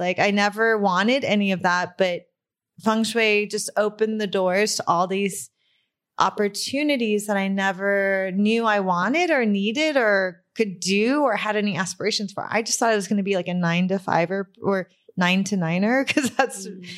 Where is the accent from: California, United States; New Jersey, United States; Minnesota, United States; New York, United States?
California, United States; Burbank; I grew up in Burbank.